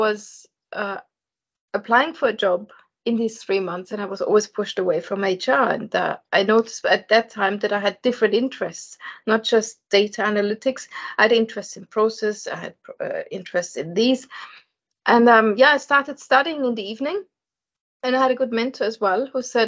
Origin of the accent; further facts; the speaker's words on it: Vienna, Austria; I was born and bred in Vienna and Austria in Europe. So I'm the foreigner in this group here.